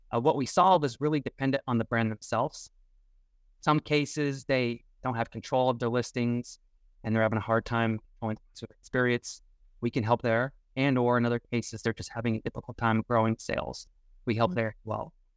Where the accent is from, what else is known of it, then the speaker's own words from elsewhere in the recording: Tucson, Arizona, United States; also born or lived in southern Indiana; now in Indiana, United States; I currently live in southern Indiana now, uh, but I grew up in Tucson, Arizona